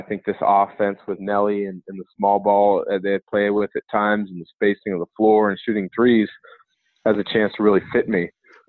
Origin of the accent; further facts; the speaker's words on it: Portland, Oregon, United States; I grew up in Portland, then moving to one of the suburbs.